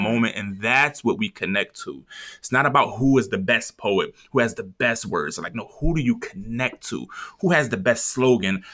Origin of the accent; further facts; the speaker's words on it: Philadelphia, Pennsylvania, United States; I'm from North Philly